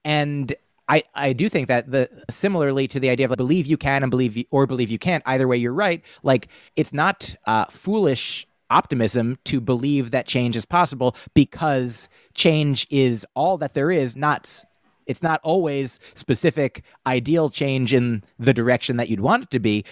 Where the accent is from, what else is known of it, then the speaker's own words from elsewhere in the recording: United States; We grew up in the United States